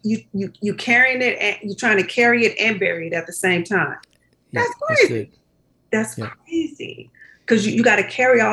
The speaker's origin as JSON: {"language": "English", "town": "Compton", "region": "California", "country": "United States", "tie": "born or raised there", "said": "We grew up in Compton"}